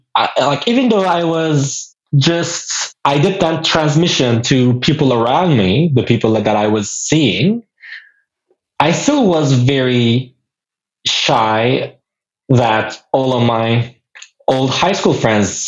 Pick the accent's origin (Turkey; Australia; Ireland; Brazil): Turkey; Çanakkale; moved away as an adult; now in Istanbul, Turkey; I was in Çanakkale in my hometown for my high school. And I moved to Istanbul for university